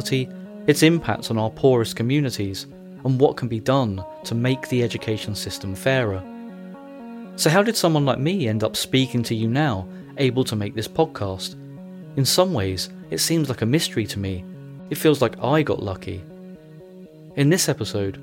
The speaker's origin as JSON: {"language": "English", "town": "Brighton", "region": "South East England", "country": "United Kingdom", "tie": "born or raised there"}